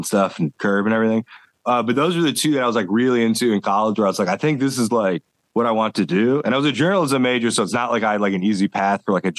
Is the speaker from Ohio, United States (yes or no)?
yes; Cleveland, Ohio, United States; moved away as an adult; also born or lived in Indiana; now in Louisville, United States; So I grew up in Cleveland, Ohio, and then moved to Indiana.